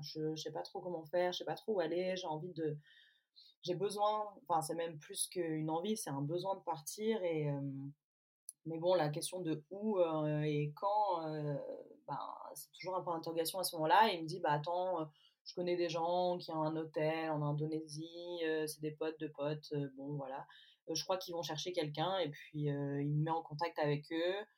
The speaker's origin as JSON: {"language": "French", "region": "Provence-Alpes-Côte d'Azur", "country": "France", "tie": "born or raised there", "also_born_or_lived": "England", "moved": "as an adult", "lives_now": "Belle-Île-en-Mer, France", "said": "Je suis née dans les Alpes-Maritimes et je vis aujourd'hui à Belle-Île-en-Mer"}